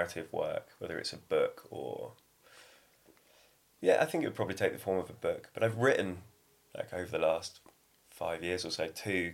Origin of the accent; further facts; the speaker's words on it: Devon, South West England, United Kingdom; also born or lived in Cornwall; I grew up in Devon, but I spent a lot of time in Cornwall, and I lived down there for 5 years.